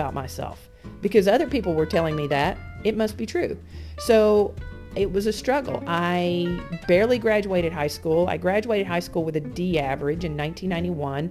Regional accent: Alabama, United States; moved away as an adult; also born or lived in North Carolina; I'm just a redneck girl from Alabama. I grew up in Alabama.

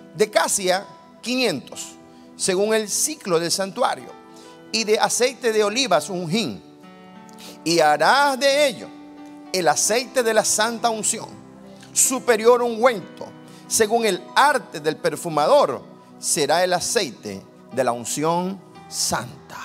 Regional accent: Guayaquil, Guayas, Ecuador; Soy guayaquileño, madera de guerrero. Vengo de Guayaquil, una ciudad caliente, el puerto principal de mi país, Ecuador

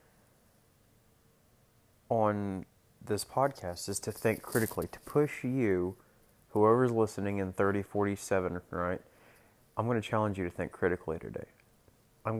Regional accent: Norman, Moore, Oklahoma City, United States; Oklahoma City, Oklahoma, Norman, Oklahoma, Moore, Oklahoma, those are my stomping grounds.

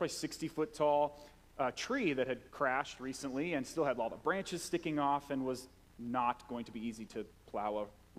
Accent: Vancouver, Washington, United States; I grew up in Vancouver, Washington, just really close to Ridgefield

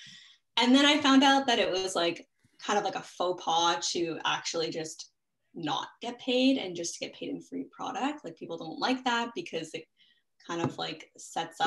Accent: Toronto, Ontario, Canada; Born and raised in Toronto

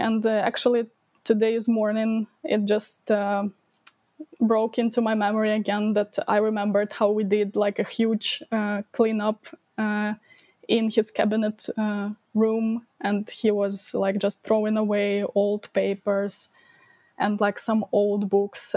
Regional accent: Ukraine; I was uh, born and I grew up in Ukraine and basically live in my almost my whole life uh, in Ukraine.

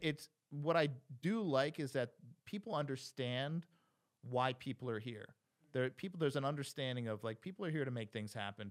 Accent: New Jersey, United States; moved away as an adult; also born or lived in New York City; go back to Jersey, my hometown

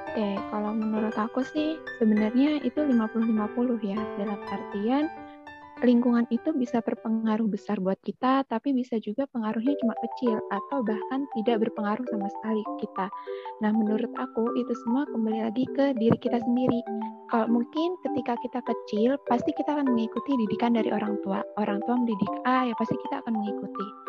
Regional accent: Pangkalan Bun, Central Kalimantan, Indonesia; Aku dari Kalimantan Tengah, dari Pangkalan Bun

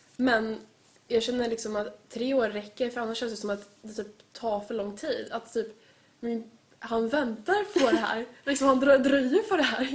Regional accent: Sweden; jag är ju född i Sverige, jag har varit med liksom, alltså jag har varit i Sverige hela mitt liv

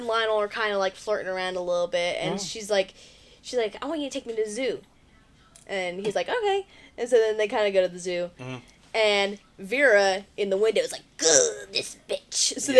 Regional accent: near Erwin, East Tennessee, United States; this is right next to my hometown.

